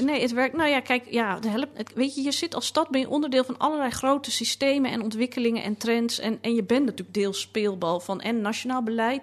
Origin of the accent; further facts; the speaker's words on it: Amsterdam, North Holland, Netherlands; toen ik in de jaren tachtig opgroeide in Amsterdam... en ik wel eens tegen mensen op vakantie wat dan ook zei... ik kom uit Amsterdam, dat ze dan heel moesten lachen... want ik had geen plat Amsterdams accent.